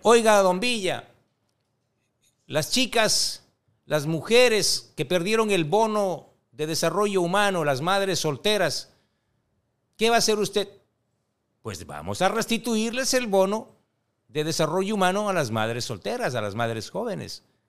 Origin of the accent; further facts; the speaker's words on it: Ecuador; como ecuatorianos